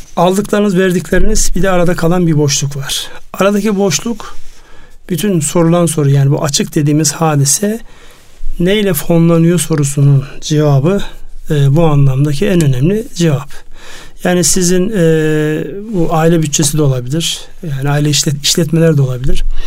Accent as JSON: {"language": "Turkish", "country": "Turkey", "tie": "born or raised there", "said": "benim memleketimden"}